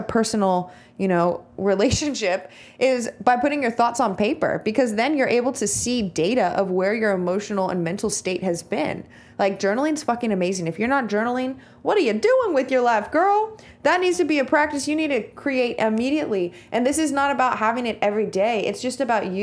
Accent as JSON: {"language": "English", "town": "Visalia", "region": "California", "country": "United States", "said": "I'm from Visalia, California"}